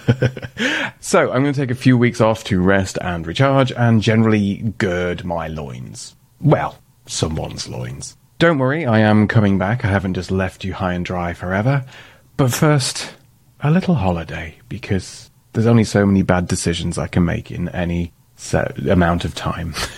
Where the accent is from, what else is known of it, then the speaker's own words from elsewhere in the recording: Doncaster, Yorkshire and the Humber, United Kingdom; moved away as an adult; also born or lived in London; I'm from Doncaster